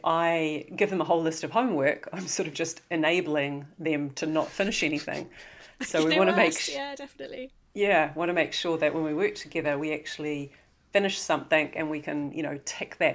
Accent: New Zealand; you may be able to tell by my dulcet tones that I'm from New Zealand

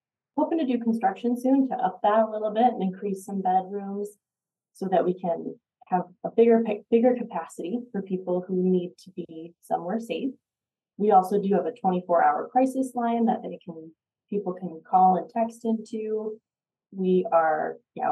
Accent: Boulder, Colorado, United States; I grew up in the Boulder area, so I've been here a long time

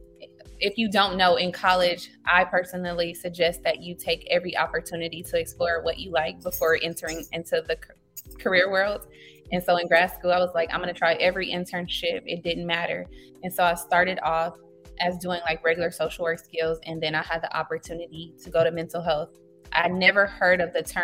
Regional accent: Los Angeles, California, United States; Born and raised in Los Angeles. So I'm a native to the community I serve.

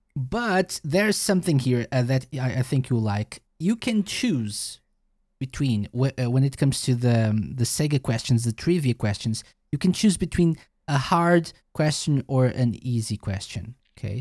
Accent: Portugal; I'm from Portugal

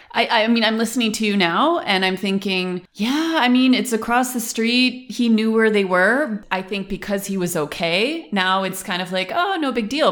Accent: Western New York, United States; moved away as an adult; now in Germany; I am from Western New York

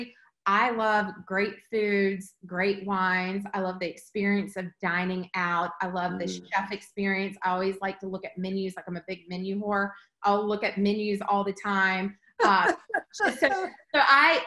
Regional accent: Eastern North Carolina, United States; I grew up on the eastern part of North Carolina

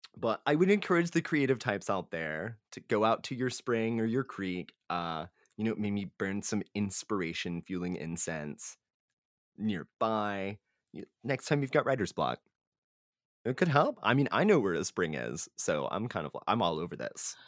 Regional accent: Texas, United States; we are from Texas where they have the blue bonnet

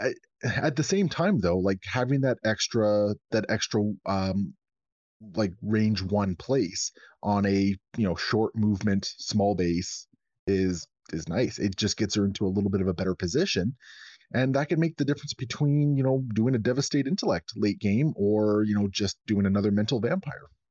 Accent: Canada; as a Canadian

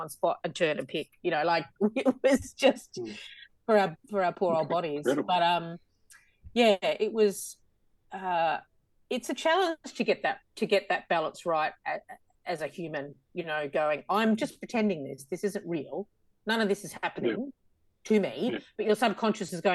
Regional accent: Australia; accent: Aussie; my Aussie accent

